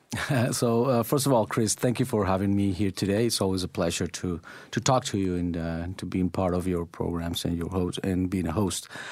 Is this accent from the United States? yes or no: no; Medellín, Antioquia, Colombia; moved away as an adult; now in Oakville, Canada; Medellin, which is my hometown.